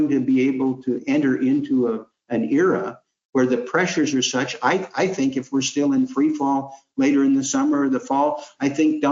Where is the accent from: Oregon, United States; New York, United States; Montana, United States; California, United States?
Oregon, United States; Portland; I'm from Portland, Oregon, where food plays such a critical role